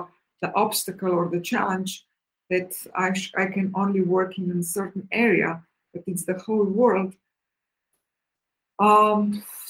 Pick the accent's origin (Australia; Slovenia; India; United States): Slovenia; moved away as an adult; now in Cyprus; I really love Slovenia a lot. It's still my homeland, you know. I was born there